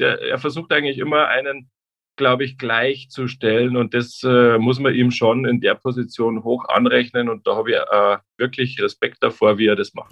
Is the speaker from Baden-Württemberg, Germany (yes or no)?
no; Traunstein, Bavaria, Germany; now in Nuremberg, Germany; ich komme aus Traunstein, wie gesagt, am Chiemsee